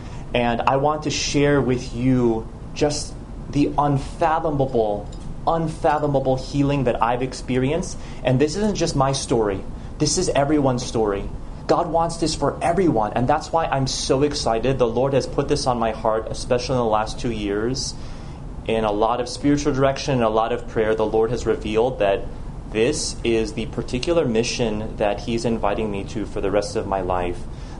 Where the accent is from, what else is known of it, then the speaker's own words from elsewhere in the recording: Los Angeles, California, United States; also born or lived in Jersey City / Chicago / Rome; I was born in Jersey City. I grew up in Los Angeles, also in Chicago, where my parents still live.